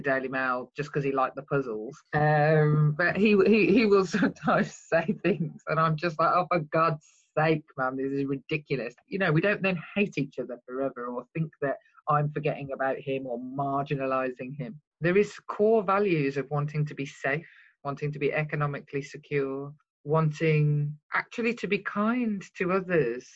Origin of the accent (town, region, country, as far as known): Birmingham, West Midlands, United Kingdom